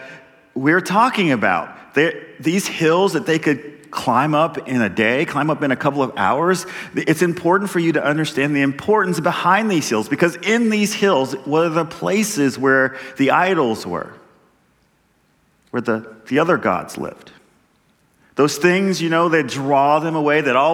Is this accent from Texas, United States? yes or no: yes; Texas, United States; I'm a Texan